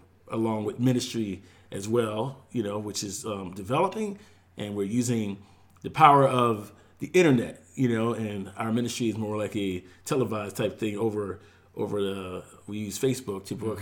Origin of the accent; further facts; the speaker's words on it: Philadelphia, Pennsylvania, United States; moved away as an adult; now in Avondale, United States; my wife and I grew up in Philadelphia